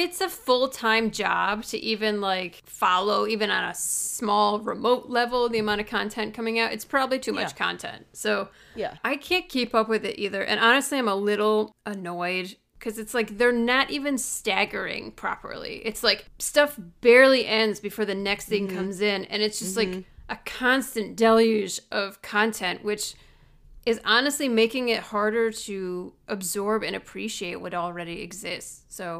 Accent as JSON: {"language": "English", "region": "Midwest", "country": "United States", "accent": "Midwestern", "said": "When I lived in LA, people thought I was from Canada because I have the Midwestern."}